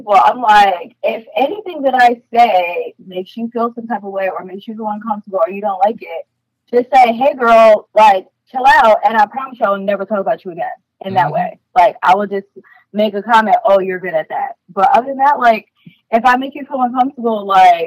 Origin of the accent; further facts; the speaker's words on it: New York, United States; I am from New York.